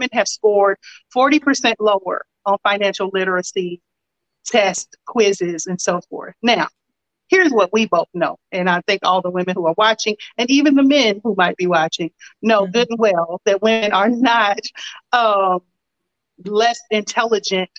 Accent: Lexington, Kentucky, United States; I'm originally from Lexington, Kentucky

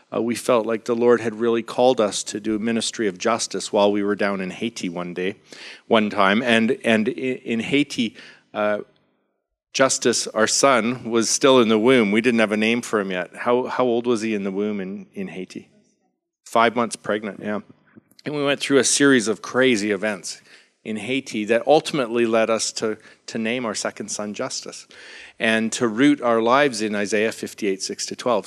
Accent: Vancouver, British Columbia, Canada; I'm from Vancouver, Canada

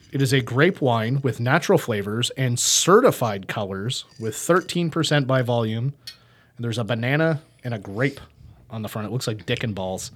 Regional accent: United States; we're American

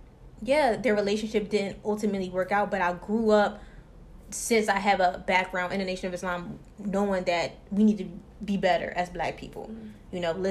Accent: Philadelphia, Pennsylvania, United States; born there; now in Atlanta, United States; Okay, well, I was born in Philly. You know, mom and dad was married at one point in time. My dad was always in and out of jobs, so we moved to Atlanta. I've been there for 10 years.

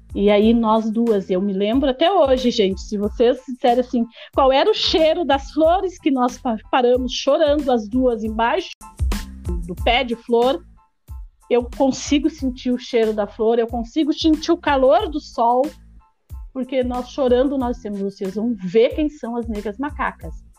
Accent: Osório, Rio Grande do Sul, Brazil; eu sou de Osório

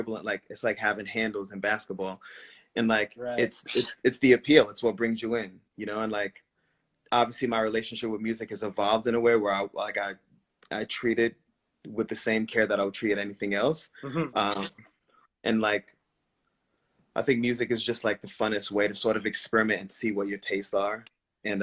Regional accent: Rhode Island, United States; I grew up in Rhode Island

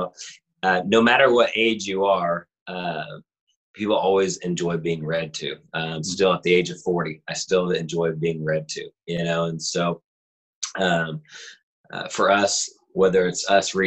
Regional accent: Southern Illinois, United States; We're from Southern Illinois

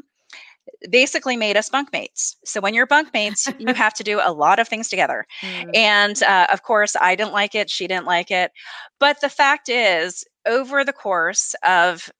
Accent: the North, United States; I'm from the North.

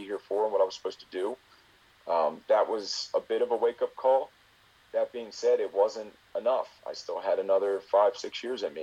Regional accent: Baltimore, Maryland, United States; I'm from Baltimore. Went to school in Baltimore

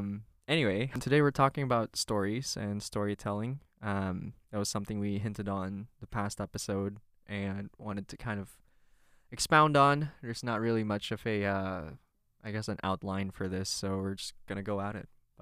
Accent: Philippines; I grew up in the Philippines, and in the Philippines, we have kind of a matriarchal culture

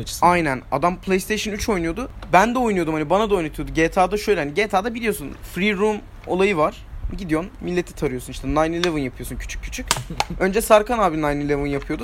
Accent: Turkey; Türküz hepimiz

